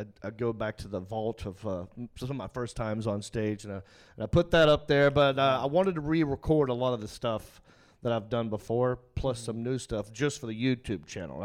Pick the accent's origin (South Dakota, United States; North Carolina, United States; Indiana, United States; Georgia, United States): North Carolina, United States; Hickory; I'm from Hickory.